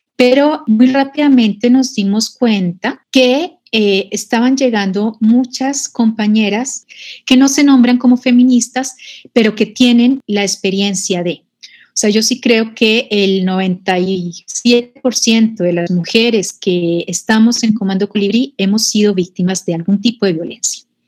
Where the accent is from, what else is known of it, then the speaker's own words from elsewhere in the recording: Colombia; moved away as an adult; now in Mexico; yo nací en Colombia, pero también he renacido en México. Bueno, en Colombia empecé a militar en el feminismo siendo muy joven